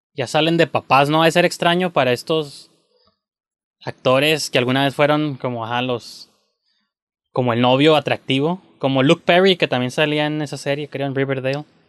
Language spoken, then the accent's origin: Spanish; Mexico; como mexicano